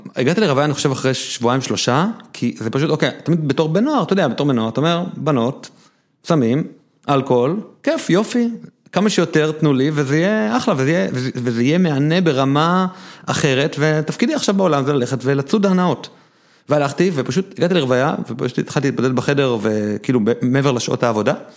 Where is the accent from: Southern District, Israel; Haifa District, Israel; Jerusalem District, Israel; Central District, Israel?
Jerusalem District, Israel; Jerusalem; אני ירושלמי